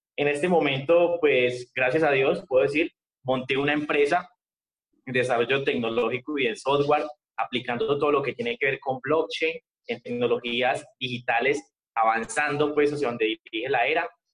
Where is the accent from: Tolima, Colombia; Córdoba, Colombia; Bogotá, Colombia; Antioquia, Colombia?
Antioquia, Colombia; Medellín; yo soy de Medellín, Colombia.